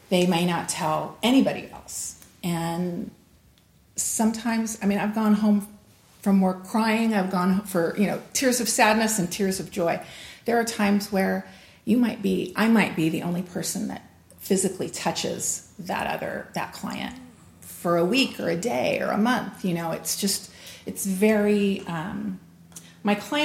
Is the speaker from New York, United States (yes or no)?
no; Los Angeles, California, United States; also born or lived in Pasadena; I am a native Californian, minus the blonde hair and blue eyes. I was actually born right here in Pasadena, but I grew up in Los Angeles